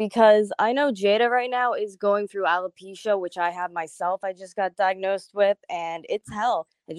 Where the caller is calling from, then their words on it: Pennsylvania, United States; I'm calling in from Pennsylvania tonight.